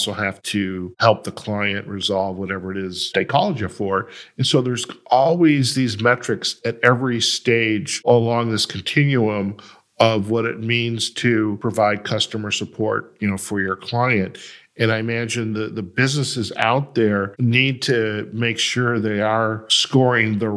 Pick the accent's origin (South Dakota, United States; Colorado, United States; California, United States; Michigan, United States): Michigan, United States; Detroit; I'm from Detroit